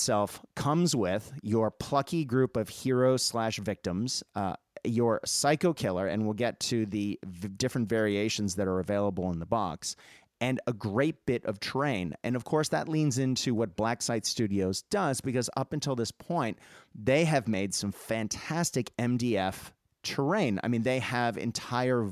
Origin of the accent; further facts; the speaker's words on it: Boston, Massachusetts, United States; I grew up in Boston and near Salem